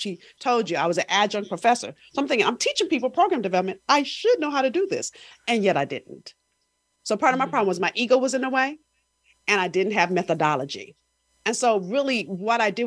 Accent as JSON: {"language": "English", "town": "Los Angeles", "region": "California", "country": "United States", "tie": "born or raised there", "said": "I'm from South Central"}